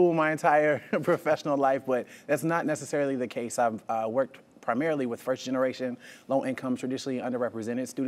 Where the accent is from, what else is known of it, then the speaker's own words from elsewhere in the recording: North Carolina, United States; being in my hometown